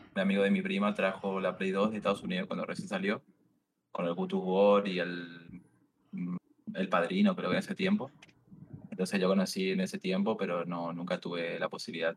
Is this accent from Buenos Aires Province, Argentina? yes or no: no; Misiones, Argentina; now in Buenos Aires, Argentina; vivo en Buenos Aires ahora, soy de Misiones, de las Cataratas